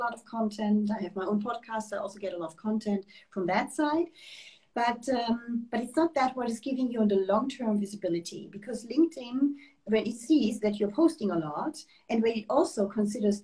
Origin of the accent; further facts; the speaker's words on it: Germany; moved away as an adult; also born or lived in Switzerland; now in France; I'm German. And I grew up in Germany, did my studies for the main part in Germany